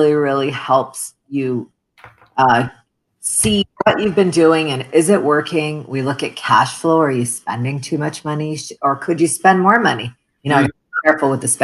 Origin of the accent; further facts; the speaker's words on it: Toronto, Ontario, Canada; English is a second language; moved away as an adult; also born or lived in Middle East; now in United States; we immigrated as refugees to Canada, where I had mentioned I grew up